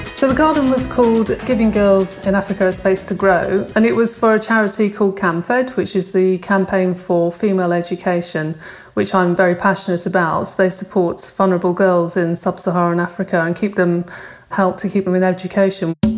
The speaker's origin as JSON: {"language": "English", "area": "Cornwall", "region": "South West England", "country": "United Kingdom", "tie": "born or raised there", "said": "I come from Cornwall, and my friend who I worked on the garden with, Charlotte, we went to school together in Cornwall"}